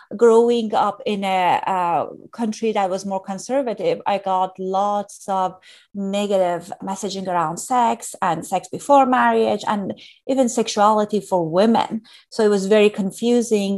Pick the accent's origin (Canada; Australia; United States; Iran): Iran; moved away; I grew up in Iran during a challenging time.